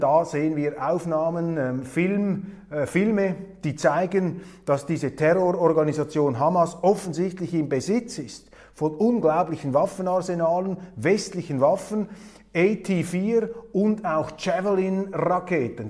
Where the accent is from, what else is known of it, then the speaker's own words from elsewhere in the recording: Switzerland; als Schweizer